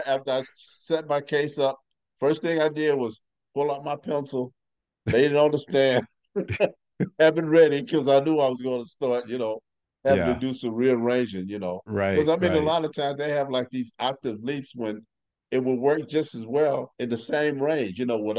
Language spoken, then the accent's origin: English; St. Louis, Missouri, United States; Yeah, I grew up in North St. Louis. It's our area was nicknamed DeVille.